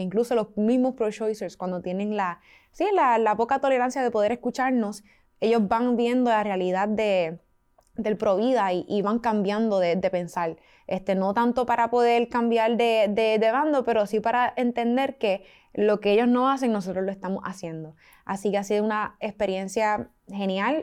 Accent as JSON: {"language": "Spanish", "country": "Puerto Rico", "said": "somos de Puerto Rico, la isla del encanto"}